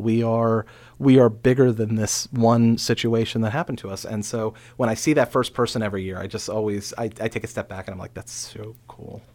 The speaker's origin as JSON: {"language": "English", "area": "Frederick County", "region": "Maryland", "country": "United States", "tie": "born or raised there", "said": "growing up in Frederick County"}